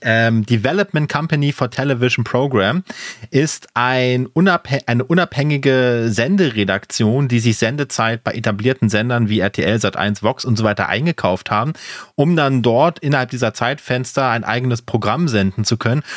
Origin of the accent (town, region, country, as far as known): Germany